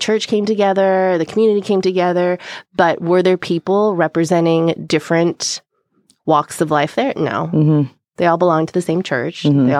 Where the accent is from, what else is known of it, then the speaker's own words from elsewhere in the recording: Illinois, United States; I am from Illinois, the heartland.